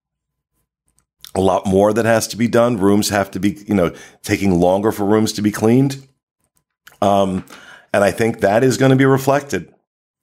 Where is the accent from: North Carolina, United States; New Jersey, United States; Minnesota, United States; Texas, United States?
New Jersey, United States; I'm from New Jersey. I was born jaded